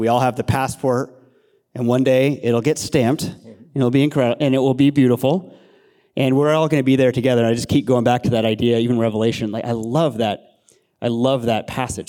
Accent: Castro Valley, California, United States; also born or lived in Los Angeles; I grew up in Castor Valley, moved here when I was, I moved here when I was four years old.

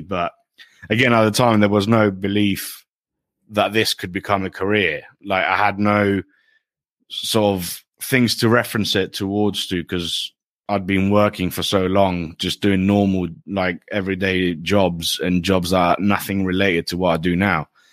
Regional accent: Greece; moved away as an adult; now in United Kingdom; I grew up in Greece, but my parents, my mother is English and my dad is Greek.

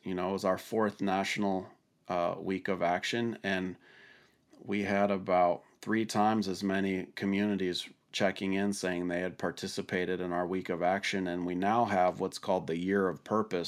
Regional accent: Washington, United States; my home state of Washington

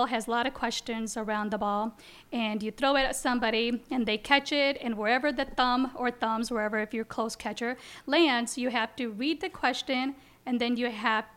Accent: United States; Growing up in the Quad Cities

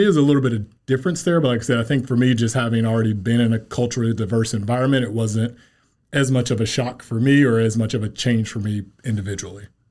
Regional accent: Kansas City, Missouri, United States; Kansas City native. I grew up here in Kansas City.

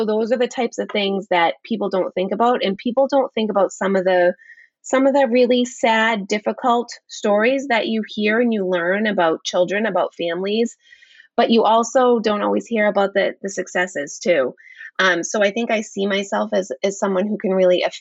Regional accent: Danvers, Massachusetts, United States; my hometown of Danvers, Massachusetts.

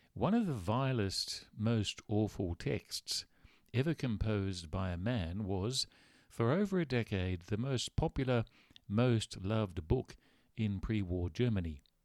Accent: Australia; growing up in Australia.

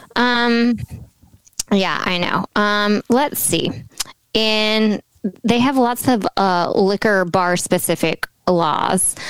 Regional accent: Tennessee, United States; we're from Tennessee

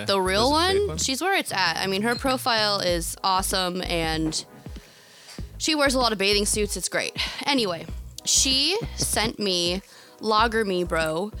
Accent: Philadelphia, Pennsylvania, United States; You know, being a Philadelphian at heart.

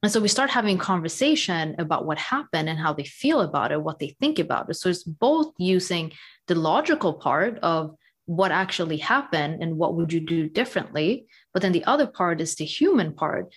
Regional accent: Sweden; moved away as an adult; also born or lived in United States; now in London, United Kingdom; So I grew up in Sweden. I was born and raised in Sweden

